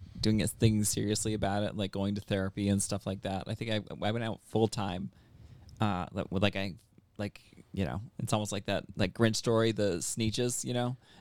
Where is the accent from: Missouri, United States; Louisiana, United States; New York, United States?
New York, United States; Westport; also born or lived in Albany, New York; Like an hour from Canada, like town called Westport, New York. And that's where I grew up, and that's where I went to high school